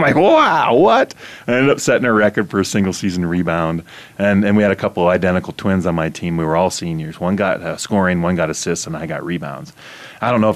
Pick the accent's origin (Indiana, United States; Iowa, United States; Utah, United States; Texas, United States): Iowa, United States; I'm from Iowa